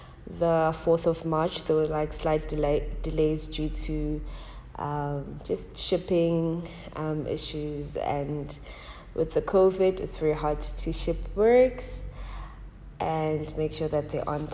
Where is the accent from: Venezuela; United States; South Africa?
South Africa; Soweto, Gauteng; I'm from Soweto. I was born in Soweto and I moved around a bit but returned to Soweto, and that's where most of my teenhood was spent, a bit of my childhood and most of my teenhood and young adulthood